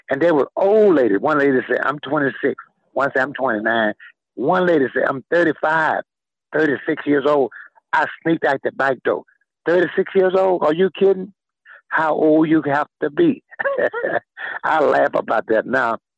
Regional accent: Homer, Louisiana, United States; born there; moved away; also born or lived in Pine Bluff, Arkansas; I was born in Hainesville, Homer, Louisiana, but I left in 1947 and went to Pine Bluff, Arkansas with my father.

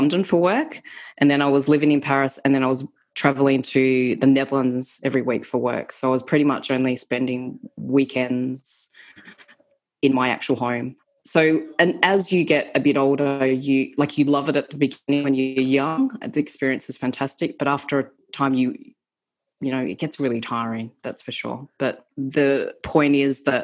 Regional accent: Australia; moved away as an adult; also born or lived in United Kingdom; I'm Australian

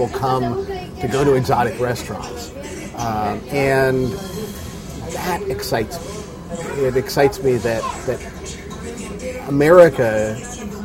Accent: the South, United States; now in Charlotte, United States; When I was growing up in the South, there were very few restaurants of any kind

